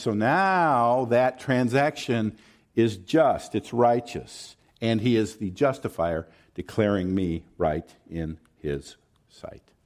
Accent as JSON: {"language": "English", "area": "the South", "region": "Southern United States", "country": "United States", "accent": "Southern", "said": "I'm gonna fall into my Southern accent at some point"}